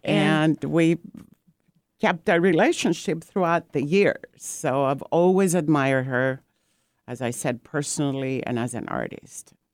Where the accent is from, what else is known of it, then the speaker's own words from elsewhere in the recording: Greece; also born or lived in Corfu; now in Seattle, United States; I am from Greece and my ancestors are from the island of Corfu. And, um, I've been in, um, Seattle in U S for about forty-five years now.